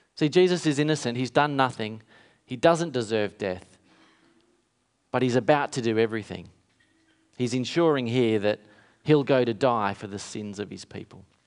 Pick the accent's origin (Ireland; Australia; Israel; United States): Australia; Kalgoorlie, Western Australia; when I was a kid growing up in Kalgoorlie, is in town in a country town in W A.